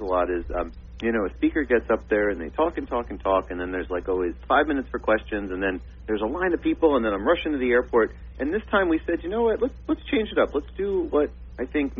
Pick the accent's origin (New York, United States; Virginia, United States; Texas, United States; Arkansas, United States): New York, United States; Long Island, Suffolk County; moved away as an adult; also born or lived in Missouri / Miami / Boston; now in South Florida, United States; I grew up, born and raised in New York. I grew up on Long Island over in Suffolk County